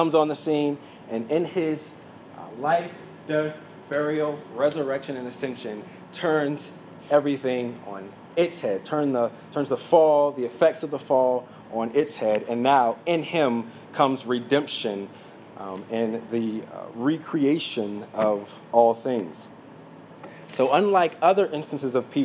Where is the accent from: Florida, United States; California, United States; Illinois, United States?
Florida, United States; St. Petersburg; I grew up in St. Petersburg. We had this small house on 19th Street